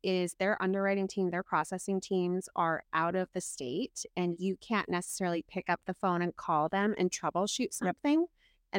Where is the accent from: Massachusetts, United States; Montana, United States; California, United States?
Montana, United States; Kalispell; also born or lived in North Dakota / Helena, Montana / Las Vegas, Nevada; I'm a pastor's kid. Was born in North Dakota. When I was 6 months old, moved to Helena, Montana. Stayed there till I was 8.